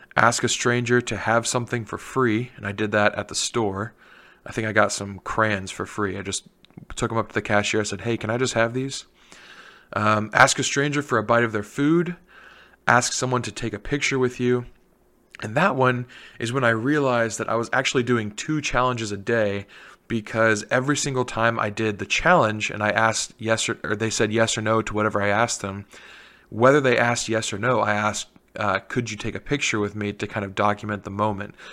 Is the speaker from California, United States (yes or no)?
no; Canal Winchester, Ohio, United States; the mayor of Canal Winchester, which is my hometown